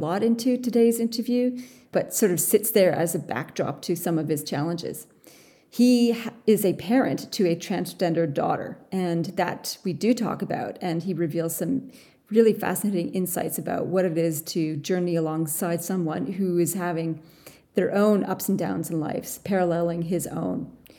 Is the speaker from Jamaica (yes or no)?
no; Canada; now in Australia; I am a Canadian Australian who loves to work with CEOs and teams on the people stuff in leadership.